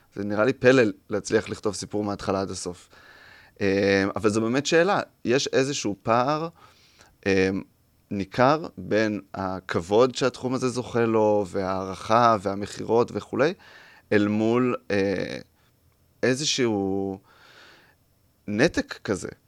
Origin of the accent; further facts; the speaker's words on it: Mazkeret Batya, Central District, Israel; also born or lived in Rehovot; אני ממזכרת בתיה